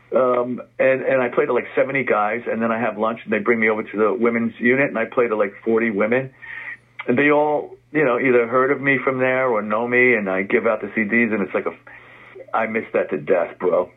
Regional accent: New York City, New York, United States; I grew up in the Bronx. Our, right. our kitchen window overlooked the stadium.

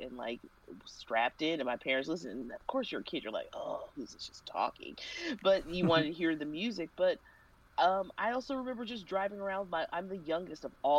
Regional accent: Kansas City, Missouri, United States; I grew up in Kansas City

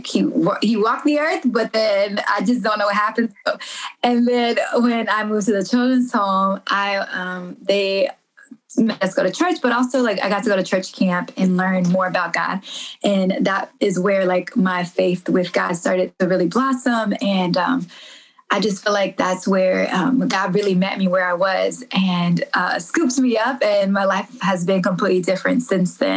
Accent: Chicago, Illinois, United States; moved away as an adult; now in Dallas, United States; I'm from Chicago. Yes, I lived all throughout Illinois.

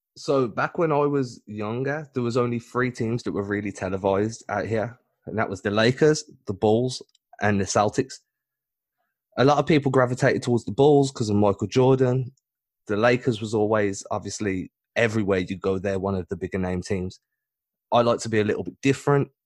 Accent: England, United Kingdom; I'm not British, I'm English

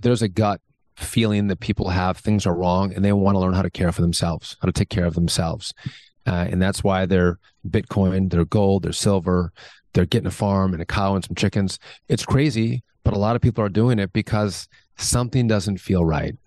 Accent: Wisconsin, United States; I'm from Wisconsin

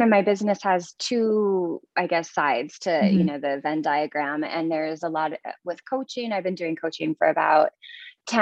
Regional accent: small town Minnesota, United States; moved away as an adult; now in Reno, Nevada, United States; small town Minnesota

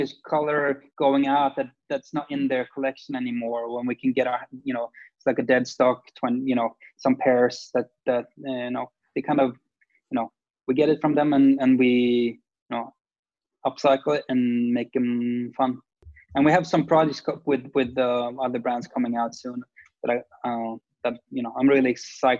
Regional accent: Sweden; I mean, we're grown up in a smaller city, or like, I don't know, the 10th biggest city in Sweden, which is, Bayou Ormesh is a very small town.

